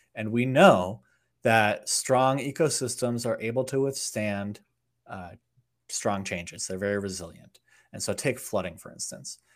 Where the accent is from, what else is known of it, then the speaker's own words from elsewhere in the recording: outside of Chicago, Illinois, United States; I grew up outside of Chicago, Illinois